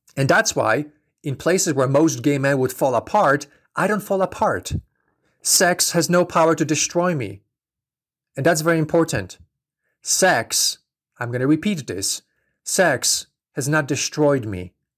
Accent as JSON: {"language": "English", "country": "Poland", "tie": "born or raised there", "moved": "yes", "said": "I'm from Poland originally. So I grew up in a very strict Catholic environment"}